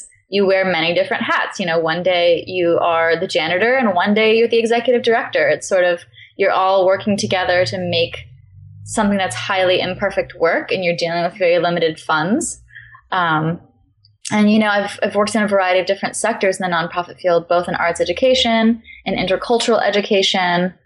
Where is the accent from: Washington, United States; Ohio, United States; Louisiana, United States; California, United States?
California, United States; Long Beach; moved away as an adult; also born or lived in New York; now in Portland, United States; I'm from Los Angeles, roughly Long Beach, California